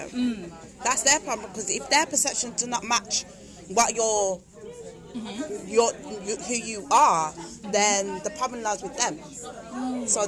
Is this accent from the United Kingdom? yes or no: yes; United Kingdom; as black British women.